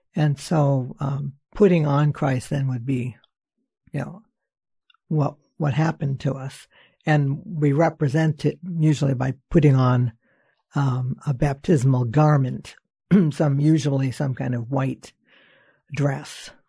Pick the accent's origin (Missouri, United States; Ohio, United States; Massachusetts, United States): Massachusetts, United States; Lynn